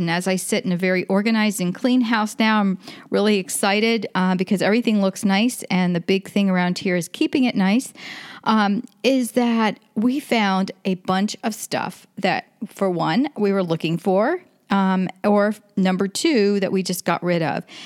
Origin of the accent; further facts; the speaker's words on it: Florida, United States; I'm from Florida